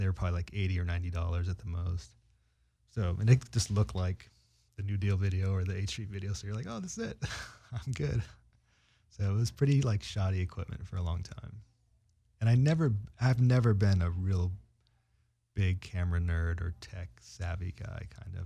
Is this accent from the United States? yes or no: yes; San Francisco, California, United States; I was from San Francisco